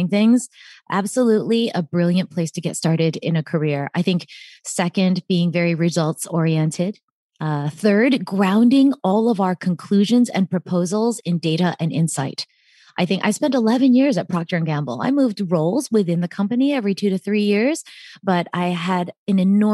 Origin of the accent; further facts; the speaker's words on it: upstate New York, United States; also born or lived in Atlanta, Georgia; ended up spending most of my childhood in upstate New York